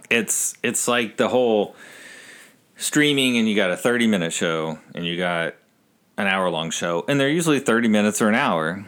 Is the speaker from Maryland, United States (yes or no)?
no; Texas, United States; growing up in Texas with all my family being in New Jersey